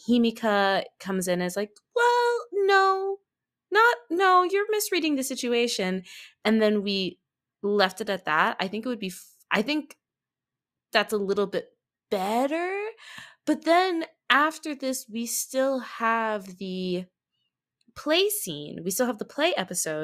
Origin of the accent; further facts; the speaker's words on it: United States; accent: American; I'm specifically an American too, if you can't tell from the accent.